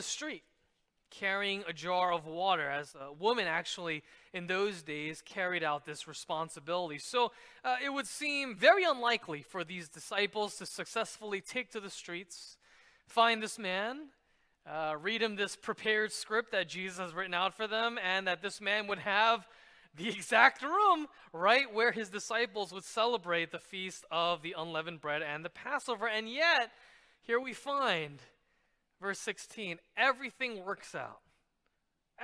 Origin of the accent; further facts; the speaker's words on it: New York City, New York, United States; I grew up in New York City, and many of my friends were Jewish